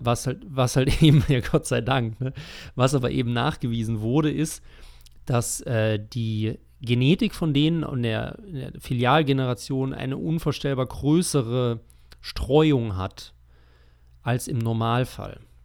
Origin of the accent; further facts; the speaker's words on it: Germany; wir als, als Deutsche